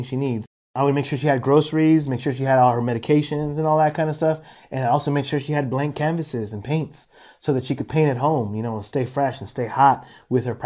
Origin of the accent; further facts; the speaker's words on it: San Francisco, California, United States; also born or lived in El Salvador; we were all born in El Salvador. I'm the youngest of 4 boys. She brought us all here to San Francisco to avoid the war.